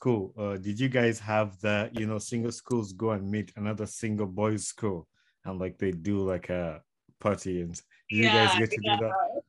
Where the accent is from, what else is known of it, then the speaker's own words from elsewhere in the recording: Uganda; So when we were growing up in Uganda, we looked at those schools as like one of the big schools, Mengo, Trinity College, Nabingo, Wudo.